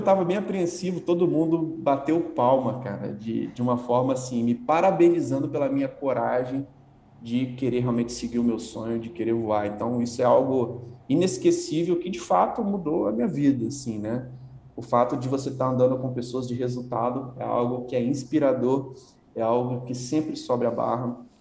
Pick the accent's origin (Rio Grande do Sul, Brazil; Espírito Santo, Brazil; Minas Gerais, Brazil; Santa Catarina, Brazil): Espírito Santo, Brazil; Vila Velha; moved away as an adult; also born or lived in Guarapari; now in São Paulo, Brazil; eu sou natural do, de, de Guarapari, né? nasci numa cidade praiana no Espírito Santo, morei minha vida toda na Grande Vitória, ali Vila Velha